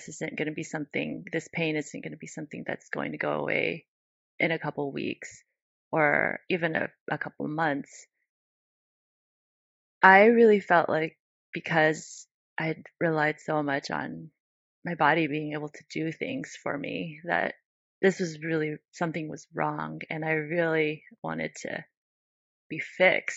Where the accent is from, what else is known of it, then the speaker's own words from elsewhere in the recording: United States; growing up in the United States